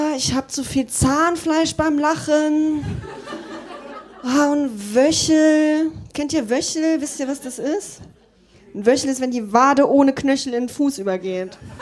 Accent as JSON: {"language": "German", "region": "Saarland", "country": "Germany", "tie": "born or raised there", "moved": "as an adult", "lives_now": "Berlin, Germany", "said": "ich bin gebürtige Saarländerin, lebe jetzt seit drei Jahren in Berlin"}